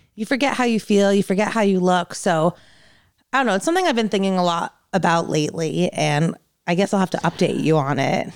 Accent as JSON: {"language": "English", "region": "New Jersey", "country": "United States", "tie": "born or raised there", "moved": "yes", "said": "I grew up in New Jersey"}